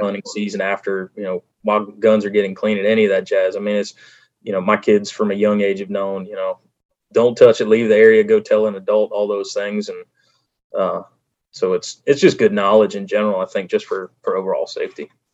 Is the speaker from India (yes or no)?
no; Delaware, United States; moved away as an adult; also born or lived in North Carolina / Wyoming; where I was uh, growing up in Delaware